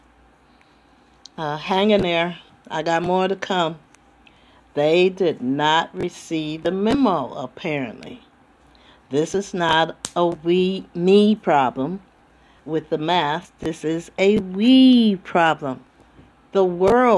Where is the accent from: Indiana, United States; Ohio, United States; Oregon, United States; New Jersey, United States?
New Jersey, United States; Trenton; now in California, United States; originally I'm from Trenton, New Jersey. But I've been in California since 77